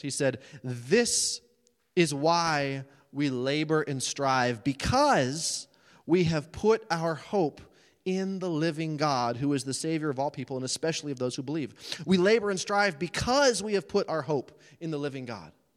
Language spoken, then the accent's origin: English; United States; as American preachers, and I'm one of them